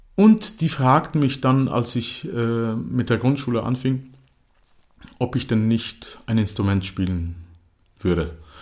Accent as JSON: {"language": "German", "country": "Croatia", "tie": "born or raised there", "also_born_or_lived": "Germany", "first_language": "German", "said": "ich verstand zwar alles, was meine Eltern sprachen auf Kroatisch, aber ich konnte kein Kroatisch sprechen."}